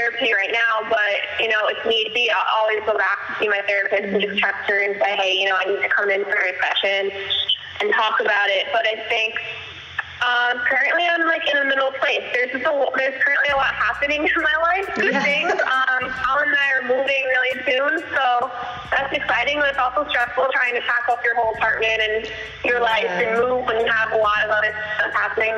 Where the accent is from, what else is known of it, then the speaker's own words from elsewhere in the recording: Pennsylvania, United States; moved away as an adult; also born or lived in Brooklyn, New York; now in New York City, United States; I am in Brooklyn, New York, currently, which is where I live now. Originally I'm from Pennsylvania. I moved here to New York City in 2014 to get my master's